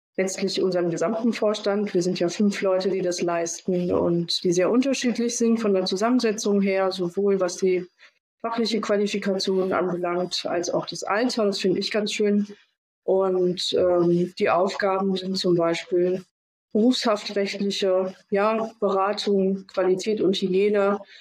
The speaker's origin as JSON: {"language": "German", "town": "Rostock", "region": "Mecklenburg-Vorpommern", "country": "Germany", "tie": "born or raised there", "also_born_or_lived": "Stuttgart", "said": "ich bin tatsächlich gebürtigerin äh, Rostockerin. Ja, ich komme von hier. War lange Zeit weg."}